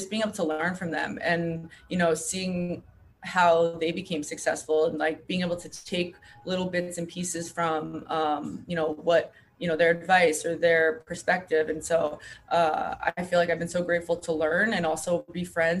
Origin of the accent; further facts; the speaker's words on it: Long Island, New York, United States; I'm from Long Island